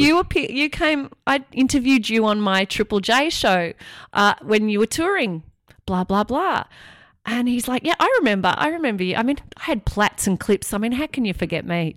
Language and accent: English; Australia; moved away as an adult; also born or lived in London; I was obviously from Australia